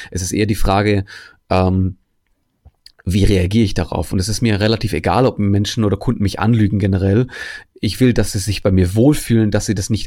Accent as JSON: {"language": "German", "country": "Germany", "tie": "born or raised there", "said": "weil ich als Grieche bin hier in Deutschland aufgewachsen"}